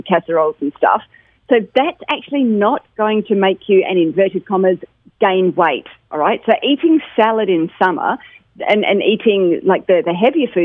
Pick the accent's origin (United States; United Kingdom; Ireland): United Kingdom; moved away; I'm British